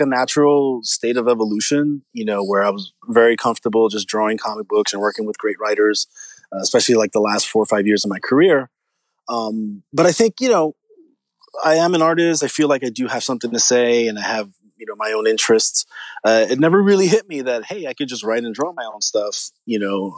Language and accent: English; New York City, New York, United States; I'm from New York. I'm New Rican. I'm from Spanish Harlem